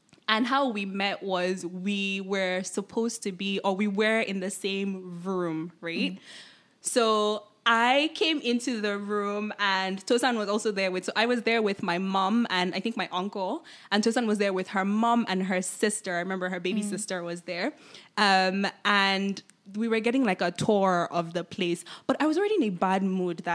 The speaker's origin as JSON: {"language": "English", "country": "Nigeria", "moved": "as an adult", "lives_now": "Toronto, Canada", "said": "I am Nigerian. I moved to Toronto or to Canada. What, a few years ago now, almost a decade ago"}